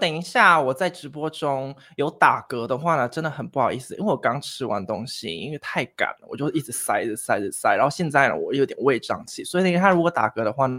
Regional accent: Vietnam; also born or lived in Taiwan; now in Thailand; 啊，因为因为我从小是啊，就是读台湾学校，那那在越南那边有一个台湾学校，所以我是读台湾学校长大的。

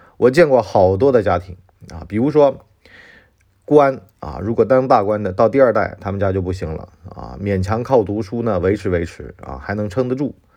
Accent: China; 这就是我们中国人相信的这种说法啊

